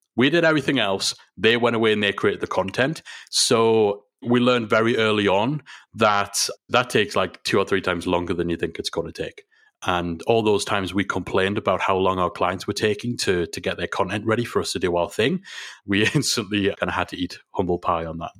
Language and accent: English; England, United Kingdom; we're English